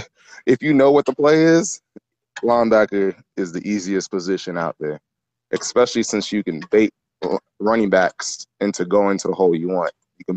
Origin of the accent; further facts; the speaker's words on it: Nigeria; I mean, you know, I'm Nigerian, so my first sport was soccer.